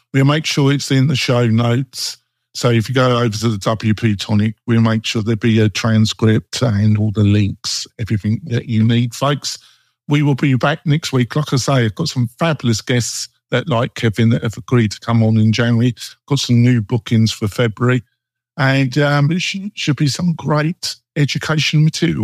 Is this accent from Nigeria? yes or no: no; England, United Kingdom; moved away; I come from England